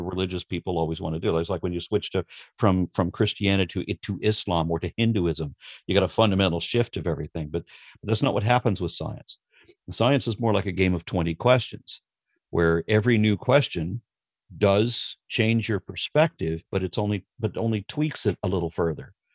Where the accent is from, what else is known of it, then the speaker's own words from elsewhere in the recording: Los Angeles, California, United States; I grew up in Los Angeles, or I was a kid in Los Angeles